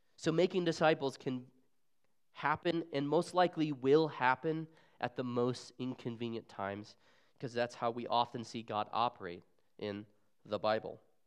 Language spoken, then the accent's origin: English; Arizona, United States; moved away as an adult; also born or lived in Seattle, Washington; I'm originally from Arizona, where I was born and raised